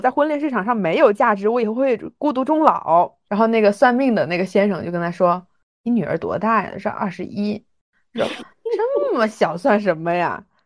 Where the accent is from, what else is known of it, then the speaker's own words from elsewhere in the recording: Hunan, China; 本人就是湖南人